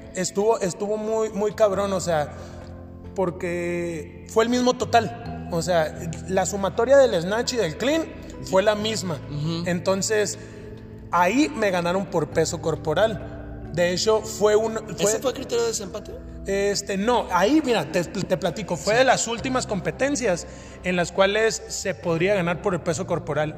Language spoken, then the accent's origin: Spanish; Hermosillo, Sonora, Mexico; now in Mexico City, Mexico; Yo vengo de la ciudad de Hermosillo, Sonora. Soy de la ciudad de Hermosillo, Sonora y radico en la Ciudad de México.